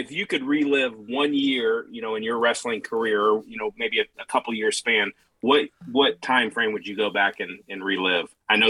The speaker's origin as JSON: {"language": "English", "town": "St. Joseph", "region": "Illinois", "country": "United States", "said": "I'm from right around where these guys are from, near Champaign, Illinois. St. Joseph, Illinois, to be exact."}